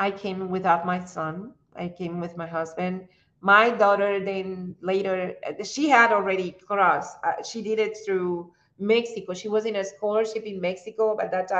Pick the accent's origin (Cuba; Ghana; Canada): Cuba; English is a second language; moved away as an adult; also born or lived in Russia; now in United States; We are defined more like Cubans than by race